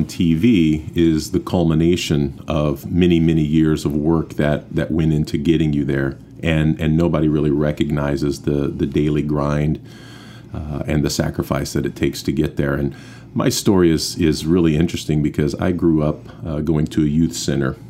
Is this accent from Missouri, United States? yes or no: yes; St. Joseph, Missouri, United States; I'm from St. Joseph, Missouri